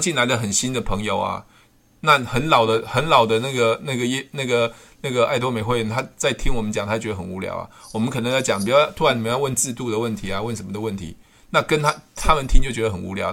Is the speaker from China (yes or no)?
no; Taiwan; 我们是台湾人嘛